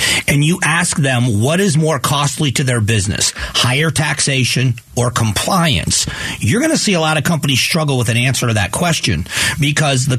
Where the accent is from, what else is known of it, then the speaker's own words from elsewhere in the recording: Fort Myers, Florida, United States; moved away; I grew up in Fort Myers, Florida